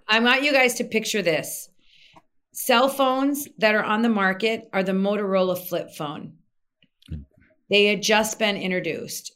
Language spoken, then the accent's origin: English; Minnesota, United States; moved away as an adult; also born or lived in Egypt; Born and raised in Minnesota, lived there till I was twenty-seven